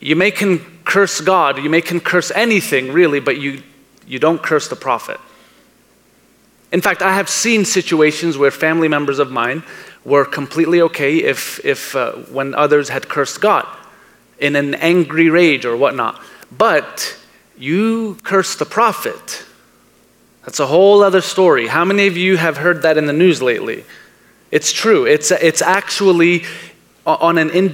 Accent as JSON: {"language": "English", "town": "New York City", "region": "New York", "country": "United States", "tie": "born or raised there", "said": "I was born in Brooklyn, New York."}